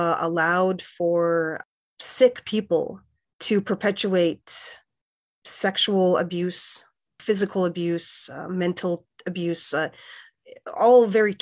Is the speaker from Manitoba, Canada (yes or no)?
yes; Winnipeg, Manitoba, Canada; also born or lived in Saskatchewan; now in Iowa City, United States; Well, firstly, I'm Plains Cree Salto of the George Gordon First Nation. And I grew up in Winnipeg and spent time at my reserve in Saskatchewan, and I've been living in Iowa City for 15 years.